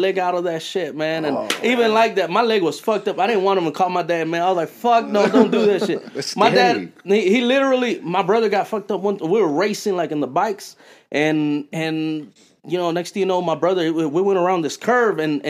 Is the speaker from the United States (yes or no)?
yes; Dalton, Georgia, United States; also born or lived in Fresno, California / Florida / Mississippi; I grew up here in Dalton, man. Born in Fresno, California